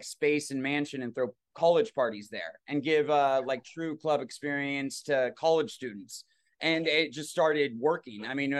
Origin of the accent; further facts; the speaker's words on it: Los Angeles, California, United States; Yeah, I grew up in Hancock Park, actually. That's where I grew up. My family has a house right near Larchmont Boulevard.